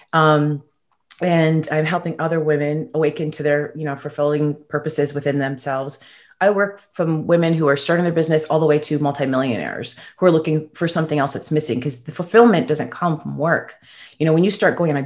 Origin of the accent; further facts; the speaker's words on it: Chicago, Illinois, United States; also born or lived in Toronto, Canada; I'm from Chicago. I was originally born in Toronto